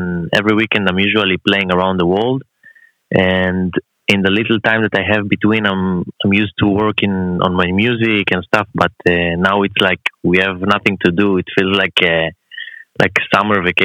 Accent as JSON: {"language": "English", "country": "Israel", "tie": "born or raised there", "said": "I'm in Israel, my hometown. Mm-hmm. I live here."}